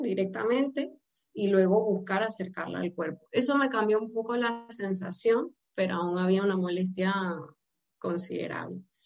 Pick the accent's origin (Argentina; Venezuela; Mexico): Venezuela; moved away as an adult; now in Almería, Spain; yo soy originalmente de Venezuela